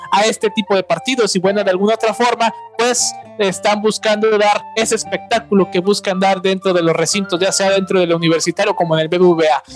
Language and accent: Spanish; Nuevo León, Mexico; yo soy de acá de Nuevo León